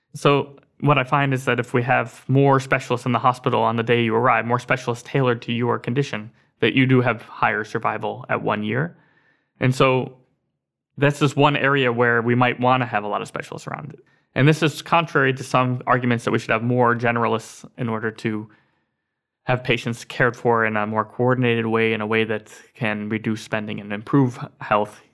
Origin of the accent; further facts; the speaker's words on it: Scranton, Pennsylvania, United States; Scranton, Pennsylvania, which is my hometown